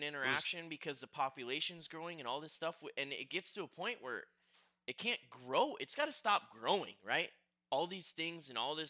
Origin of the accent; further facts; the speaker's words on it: Rhinelander, Wisconsin, United States; now in Las Vegas, United States; 9,000 people live in Rhinelander, my hometown